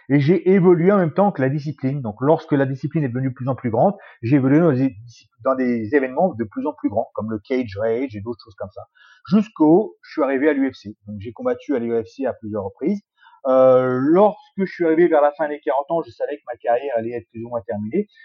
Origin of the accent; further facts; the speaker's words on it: Bourges, Centre-Val de Loire, France; also born or lived in Évry; Je suis né en France, à Évry. pour ceux qui ne savent pas, c'est en région parisienne. J'ai habité ensuite un peu partout en France, dans plusieurs patelins. Et puis j'ai atterri à Bourges pendant quelques temps, où j'ai vécu jusqu'à à peu près 20 ans.